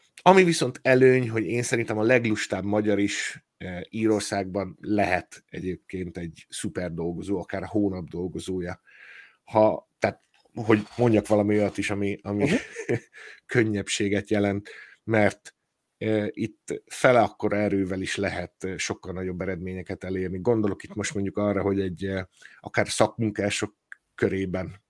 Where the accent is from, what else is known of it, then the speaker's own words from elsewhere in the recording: Hungary; moved away as an adult; now in Ireland; Magyarországra megyek, akkor, eh, elhatározom, hogy na most, na most me-, megkeresem a szülőházamat